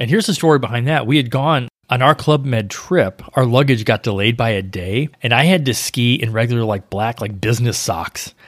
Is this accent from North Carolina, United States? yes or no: no; St. Louis, Missouri, United States; now in Florida, United States; I grew up in Saint Louis